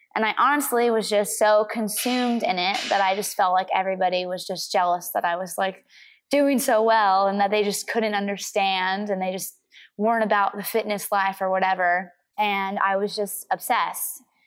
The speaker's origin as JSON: {"language": "English", "region": "Missouri", "country": "United States", "tie": "born or raised there", "said": "I grew up in the Midwest"}